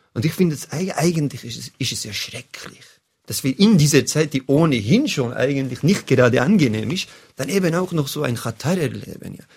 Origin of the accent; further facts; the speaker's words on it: Bern, Switzerland; als Berner